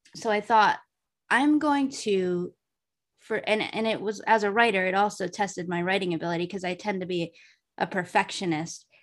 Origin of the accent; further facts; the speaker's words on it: Massachusetts, United States; moved away as an adult; also born or lived in Arizona; I moved away from Massachusetts to Arizona for a period of time after I graduated college. And then I went home